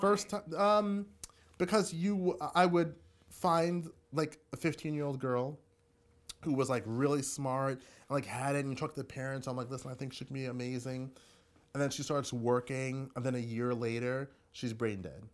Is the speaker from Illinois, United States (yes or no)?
no; Hempstead, New York, United States; also born or lived in Brooklyn, New York; I grew up in Long Island, Hempstead